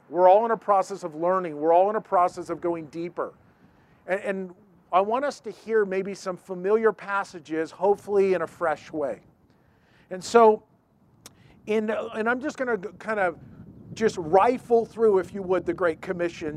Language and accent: English; Yorba Linda, California, United States; I was born in Yorba Linda. It's a city in Orange County. It's like 25 minutes from Disneyland, okay? Born and raised there.